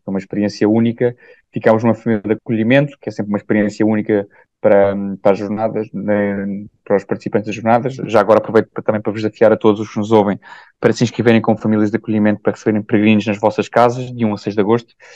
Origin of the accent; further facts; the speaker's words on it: Portugal; vim de Portugal e vim de uma família ótima e estável